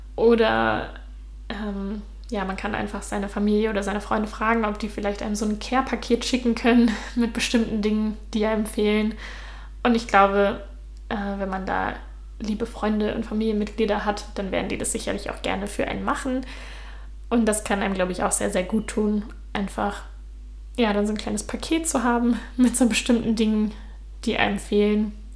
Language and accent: German; Germany; first language German; moved away as an adult; also born or lived in Utrecht, Netherlands; now in Denmark; ich bin jetzt aus Deutschland weggegangen, ich bin jetzt im Ausland